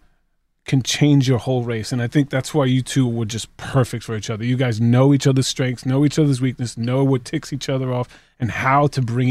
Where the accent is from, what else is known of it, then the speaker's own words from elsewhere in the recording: New York, United States; I'm from New York